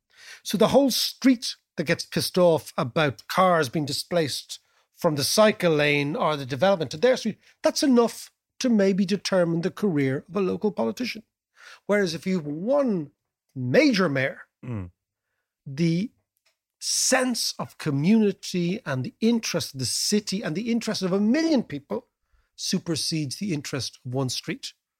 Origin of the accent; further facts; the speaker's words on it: Dublin, Leinster, Ireland; the mayor represents, in Dublin, let's say, because we're from Dublin, 1 million people.